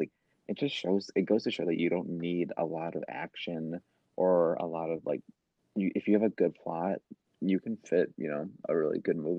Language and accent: English; Wisconsin, United States; we're from Wisconsin.